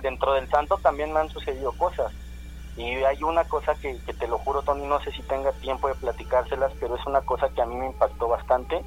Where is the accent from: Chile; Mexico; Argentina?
Mexico; nosotros en realidad como mexicanos